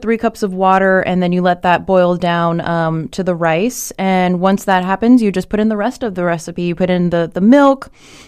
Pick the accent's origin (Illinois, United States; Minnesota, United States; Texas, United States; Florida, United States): Florida, United States; Miami; I'm from Miami